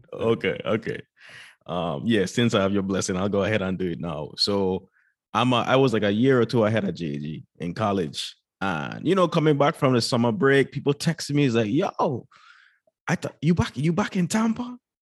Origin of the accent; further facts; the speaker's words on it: U.S. Virgin Islands; moved away as an adult; now in United States; born and raised in Saint Croix, you know, that's for part of the U S Virgin Islands